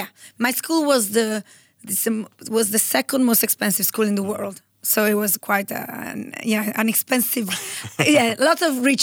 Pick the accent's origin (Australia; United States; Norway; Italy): Italy; So I am 100% Italian. When I was 14 years old, I went to boarding school in Switzerland.